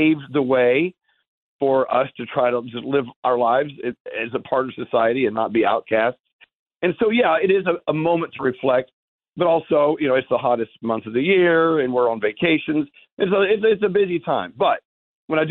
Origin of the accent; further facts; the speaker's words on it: Texas, United States; now in New York, United States; when I was a kid growing up in Texas in the Bible Belt